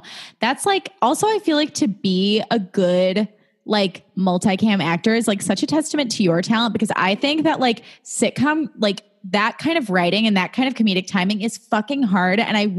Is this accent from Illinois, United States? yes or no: yes; a suburb of Chicago, Illinois, United States; now in Los Angeles, United States; I'm from a suburb of Chicago.